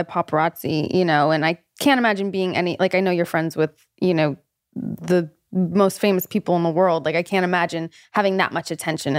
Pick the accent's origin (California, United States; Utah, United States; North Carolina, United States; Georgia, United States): California, United States; North Hollywood; In North Hollywood.